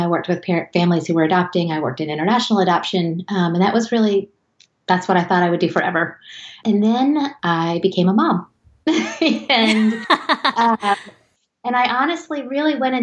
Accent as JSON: {"language": "English", "region": "the South", "country": "United States", "moved": "as an adult", "lives_now": "Connecticut, United States", "said": "I'm from the South"}